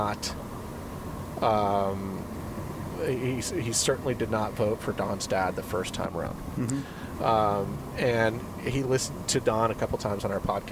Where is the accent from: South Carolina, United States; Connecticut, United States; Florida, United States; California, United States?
South Carolina, United States; Charleston; Charleston, South Carolina. East Coast, man. The Holy City, as they call it